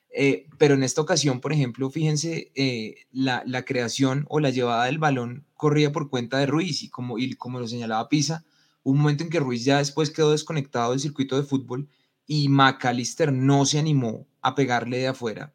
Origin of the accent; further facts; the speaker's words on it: Colombia; todos los ciudadanos colombianos ah, somos eh, eh, ciudadanos paraguayos por adopción